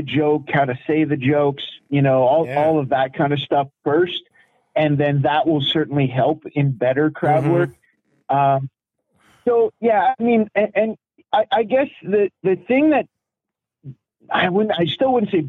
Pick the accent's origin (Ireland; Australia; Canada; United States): Canada; London, Ontario; my hometown, London, Ontario